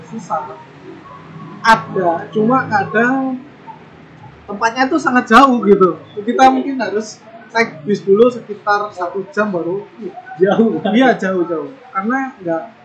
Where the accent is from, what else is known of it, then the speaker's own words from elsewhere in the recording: Indonesia; moved away as an adult; also born or lived in Taiwan; hanya saya sendiri dari Indonesia